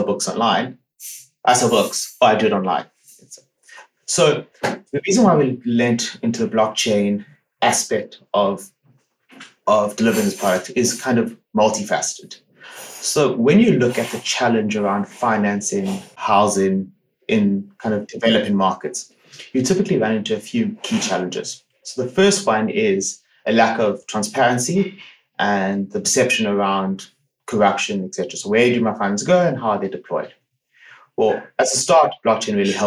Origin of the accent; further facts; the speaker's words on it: South Africa; moved away as an adult; now in Netherlands; I grew up in South Africa